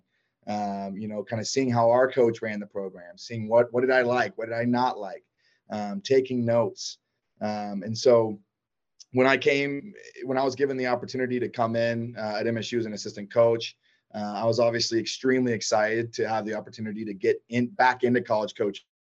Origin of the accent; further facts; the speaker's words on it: Athens, Georgia, United States; I grew up in Athens, Georgia